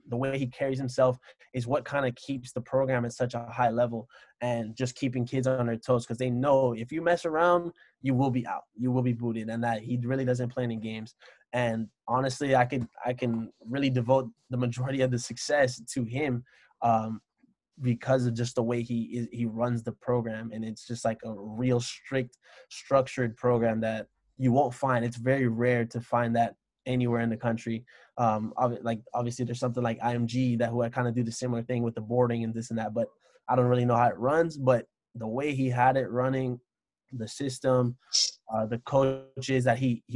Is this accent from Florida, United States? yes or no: yes; Miami, Florida, United States; moved away as an adult; also born or lived in Orlando, Florida; now in Columbus, United States; I'm coming from Miami, Florida, living in Orlando to go to Ohio